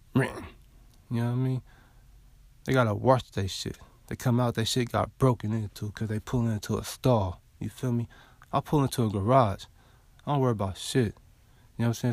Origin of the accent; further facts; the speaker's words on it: West Coast, United States; now in the South, United States; I'm from the West Coast, though, but I live in the South now.